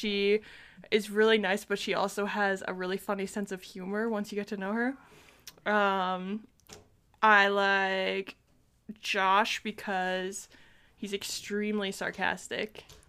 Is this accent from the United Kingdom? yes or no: no; Ontario, Canada; I'm from Ontario, Canada.